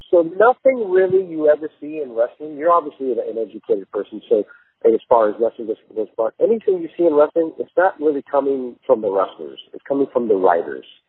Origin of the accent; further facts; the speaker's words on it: El Paso, Texas, United States; also born or lived in Los Angeles, California; We grew up in El Paso